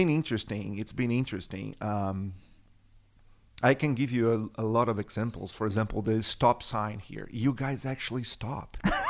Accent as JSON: {"language": "English", "region": "São Paulo", "country": "Brazil", "lives_now": "United States", "said": "I'm from Brazil. Mm-hmm. São Paulo, best city in the world."}